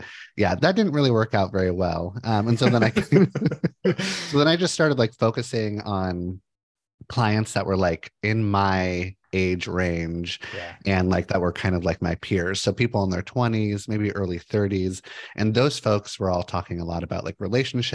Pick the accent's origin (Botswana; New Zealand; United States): United States; Los Angeles, California; moved away as an adult; now in Portland, United States; I grew up in Los Angeles, moved to Portland in 2005